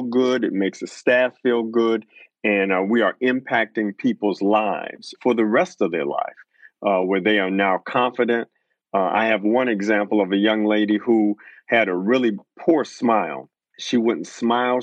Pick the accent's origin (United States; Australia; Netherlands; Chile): United States; Detroit, Michigan; I grew up in Detroit, Michigan